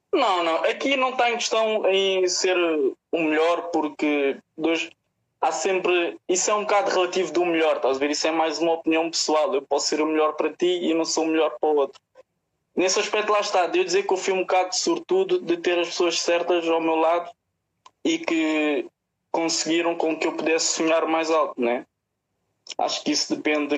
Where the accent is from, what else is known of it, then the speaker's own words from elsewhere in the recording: Portugal; also born or lived in Musgueira; sou daqui do bairro da Cruz Vermelha